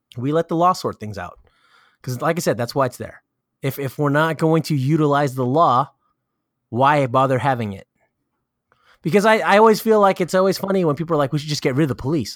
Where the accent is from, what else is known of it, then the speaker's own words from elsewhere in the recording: California, United States; I'm from California